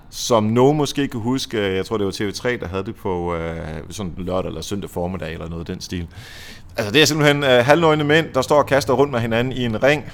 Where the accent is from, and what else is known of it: Denmark